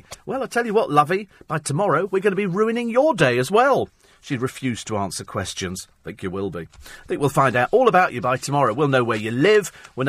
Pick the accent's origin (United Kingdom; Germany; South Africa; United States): United Kingdom; England; Do you have a translator for me? I'm English.